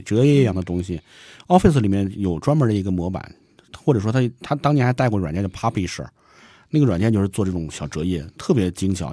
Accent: China; 我们中国人

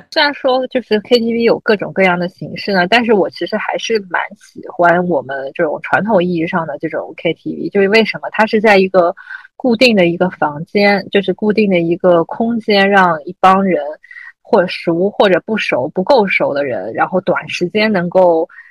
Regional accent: Shanghai, China; moved away as an adult; 我记得我三十岁生日的时候，当时因为也是不在上海，所以，但是为了生日请大家一起玩儿，所以就特地回到上海

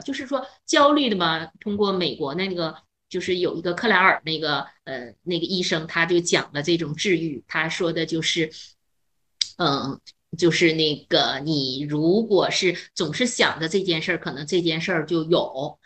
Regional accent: northern China, China; 我是北方嗯。人

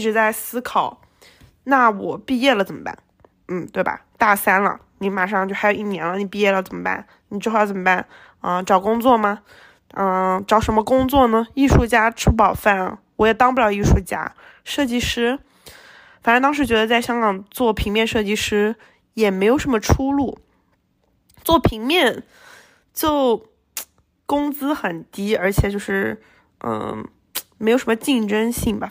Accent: Shenzhen, Guangdong, China; moved away as an adult; also born or lived in Hong Kong; now in United States; 反正也离家近，对吧？深圳、香港很近的。嗯，我也会讲粤语

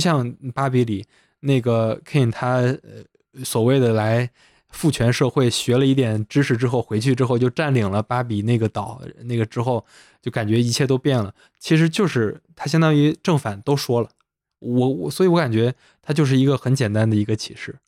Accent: Henan, China; 我们是河南的

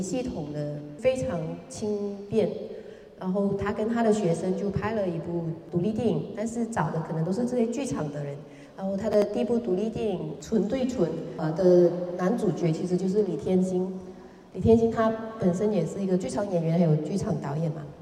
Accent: Kuantan, Pahang, Malaysia; first language Hokkien; Chinese is a second language; 我故乡是在关丹跟那个地中海俱乐部之间的一个很小的渔村，那个渔村可能有二三十家人吧，都是马来人，我们是这个村里面的唯一一家华人

